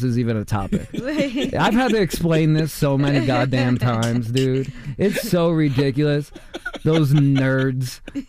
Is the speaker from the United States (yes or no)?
yes; Queens, New York, United States; My mom was actually like born and raised in the neighborhood, so. My block, they were always good to us.